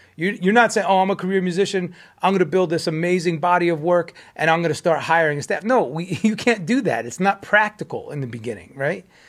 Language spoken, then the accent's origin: English; United States; speaking from, as an American